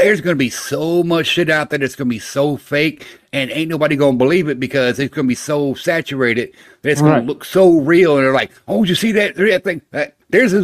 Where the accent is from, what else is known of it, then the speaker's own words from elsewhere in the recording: Florida, United States; I grew up in Florida